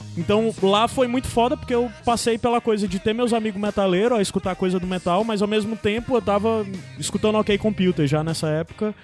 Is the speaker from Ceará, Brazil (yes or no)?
yes; Baturité, Ceará, Brazil; porque eu era do interior também, eu sou de Baturité